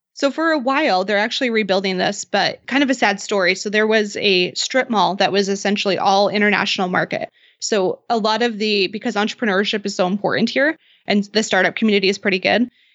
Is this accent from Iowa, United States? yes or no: no; Idaho, United States; now in Boise, United States; I grew up in Idaho always, but I was about two hours away in a really small farming city of ten thousand people